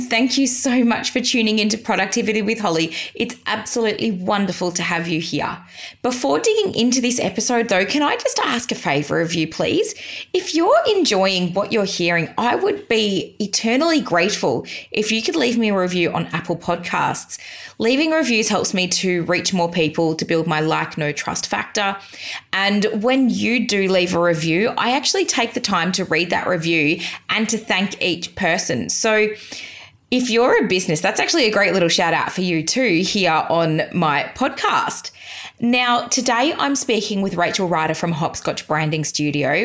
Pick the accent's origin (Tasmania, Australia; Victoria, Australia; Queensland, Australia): Victoria, Australia; Geelong; being a Geelong girl